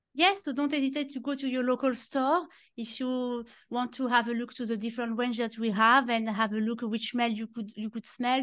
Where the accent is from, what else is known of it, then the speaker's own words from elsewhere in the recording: Normandy, France; English is a second language; moved away; you can see with my very strong accent, I am from France and I grew up in Normandy in the countryside